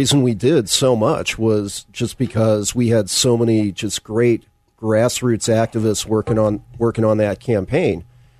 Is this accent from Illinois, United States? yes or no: yes; Southern Illinois, United States; moved away as an adult; I came back. I grew up in Illinois, so came back